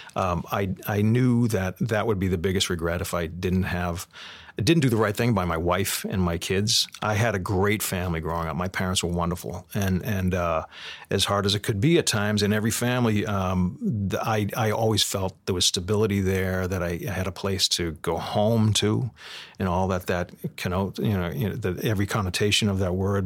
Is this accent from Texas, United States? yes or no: no; Boston, Massachusetts, United States; growing up in Boston and, and, and, and tough times in a, in, you know, in a neighborhood where people scrambled for their money